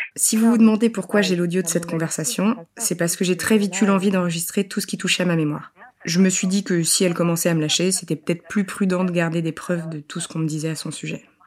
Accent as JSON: {"language": "French", "town": "École-Valentin", "region": "Bourgogne-Franche-Comté", "country": "France", "tie": "born or raised there", "said": "J'ai grandi à École Valentin, à un tout petit village près de Besançon en Franche-Comté"}